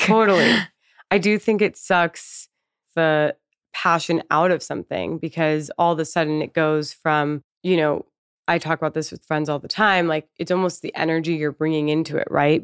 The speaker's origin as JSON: {"language": "English", "country": "Canada", "moved": "yes", "lives_now": "United States", "said": "I'm also Canadian"}